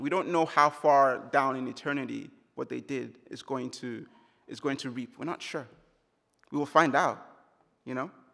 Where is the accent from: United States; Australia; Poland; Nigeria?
Nigeria; Jos, Plateau; moved away; in Jos, the hometown, my hometown, where I grew up